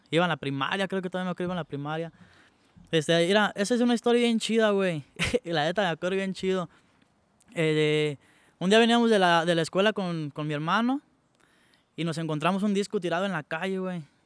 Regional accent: Santa Clara de Valladares, Michoacán, Mexico; yo vengo de Santa Clara, Santa Clara de Valladares. Es un pueblo que está aquí cerquita de Los Reyes. De ahí, ahí nací, ahí crecí

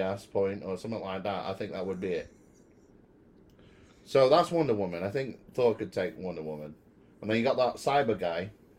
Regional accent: United Kingdom; Dude, look, I'm British.

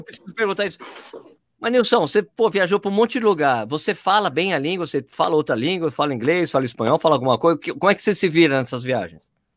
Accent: Brazil; Sou do Brasil.

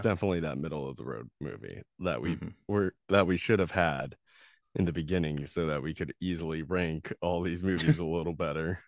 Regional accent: the Ozarks, United States; I grew up in the Ozarks

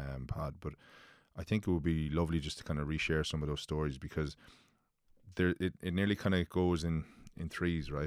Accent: Limerick, Munster, Ireland; now in Dublin, Ireland; Living in, living in Dublin, I get slagged f, that I'm from Limerick

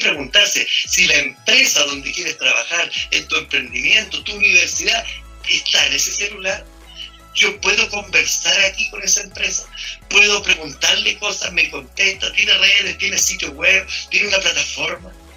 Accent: Chile; estos somos los chilenos

